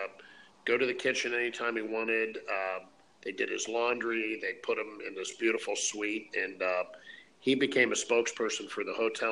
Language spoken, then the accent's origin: English; St. Louis, Missouri, United States; when I was a kid, I grew up in St. Louis